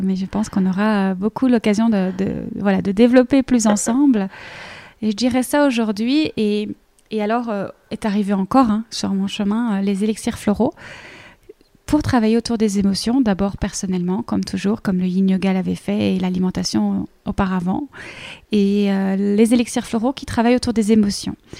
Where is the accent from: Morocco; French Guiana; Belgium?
Belgium; accent: Belgian; moved away as an adult; now in Paris, France; moi je suis belge, euh, comme ça, vous le savez tous pour le petit accent